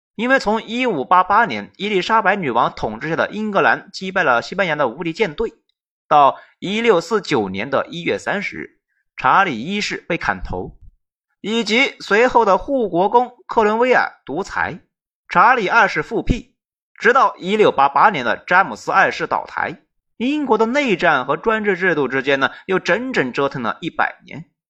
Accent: Sichuan, China; 我们四川人

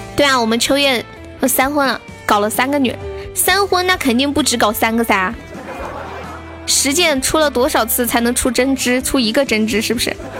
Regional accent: Sichuan, China; accent: Sichuan dialect; 我们四川这边的方言就是接，就是念该

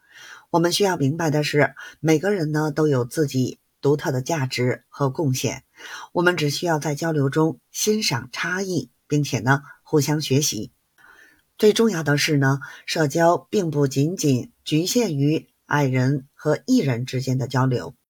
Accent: Beijing, China; 记得关注我哦，我是北京的…，咱们下期节目再见

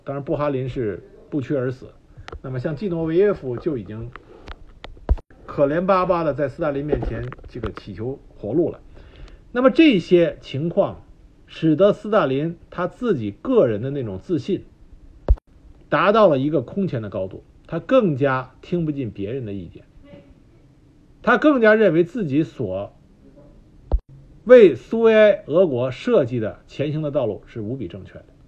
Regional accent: China; 我们中国

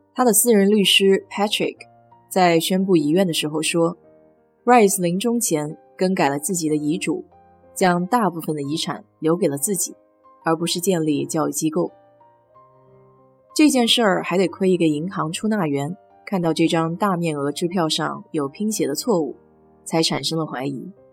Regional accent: Nanjing, Jiangsu, China; now in Houston, United States; 作为南京人的我

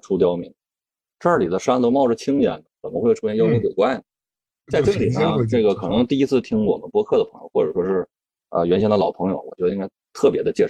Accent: Yichun, Heilongjiang, China; moved away; 就是特别特别舒服的一个地方，就是我的老家

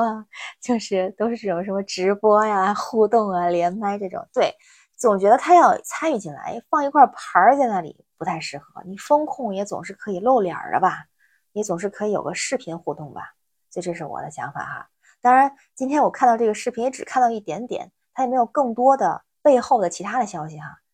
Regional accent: Tianjin, China; now in Beijing, China; 我是天津人，现在北京

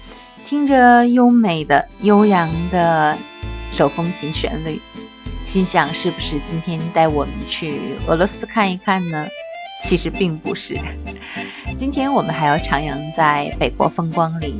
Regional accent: Yakeshi, Inner Mongolia, China; 我的家乡是滨州县上的一个小城。很小的时候，我就知道坐着火车顺着这条线向东走，有一个大城市叫哈尔滨。那个时候，家乡牙克石还属于黑龙江省。

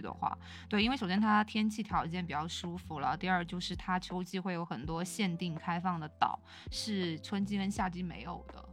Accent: China; 他知道我是中国人之后

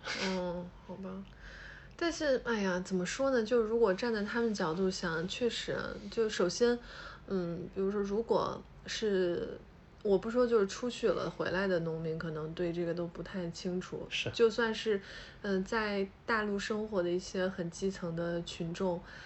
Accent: Hubei, China; now in Shanghai, China; 我是湖北人嘛

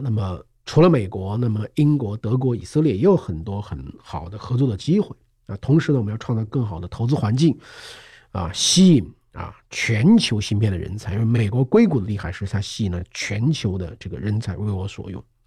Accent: China; 我们中国人

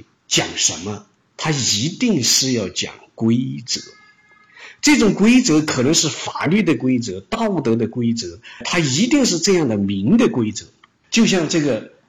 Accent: Northeast China, China; 我要谈的问题就是，这些现象是不是仅仅是我们东北人有？

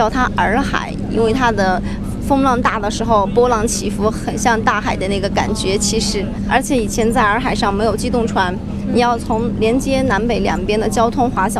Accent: Dali, Yunnan, China; 和郭沫若老先生五百年前是一家了。那在我们当地的话呢，我是土生土长的人。

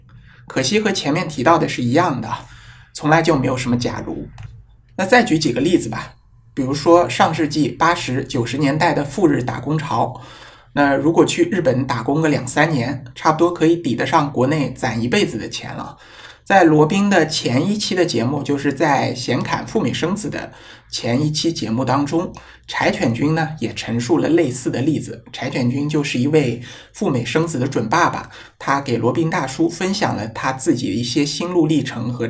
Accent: China; 我们中国人

